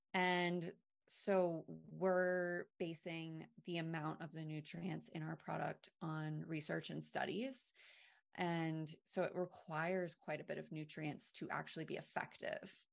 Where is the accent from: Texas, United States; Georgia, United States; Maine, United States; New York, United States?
Maine, United States; I'm from Maine